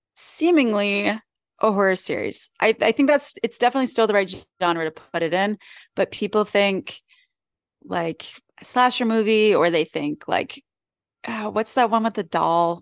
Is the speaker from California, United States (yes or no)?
no; Philadelphia, Pennsylvania, United States; accent: Philly; sound like I'm from Philly